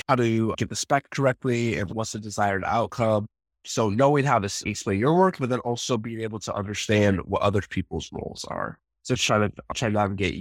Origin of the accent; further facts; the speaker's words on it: Vancouver, Washington, United States; also born or lived in Portland, Oregon / Seattle, Washington; I grew up in the Vancouver, Washington, Portland, Oregon area, went to school up in Seattle.